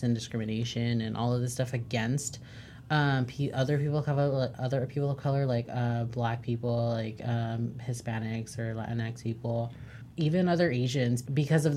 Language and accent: English; United States; I was born here, like, as an American, like, as a Mexican-American individual